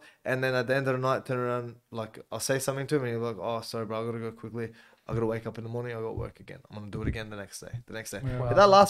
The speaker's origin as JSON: {"language": "English", "town": "Auburn", "region": "New South Wales", "country": "Australia", "tie": "born or raised there", "said": "Growing up in Auburn. Yeah, growing up, being around all the kids in the area."}